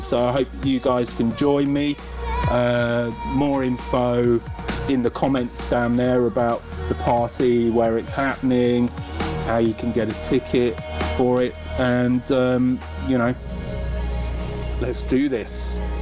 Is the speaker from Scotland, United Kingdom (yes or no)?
no; London, United Kingdom; my hometown